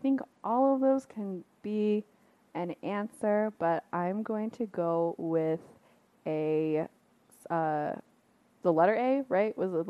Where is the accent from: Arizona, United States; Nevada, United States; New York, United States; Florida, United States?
Nevada, United States; Las Vegas; I actually don't know that much about jingle dress dancing because I grew up in Las Vegas.